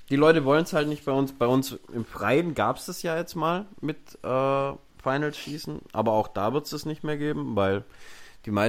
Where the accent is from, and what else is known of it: Baden-Württemberg, Germany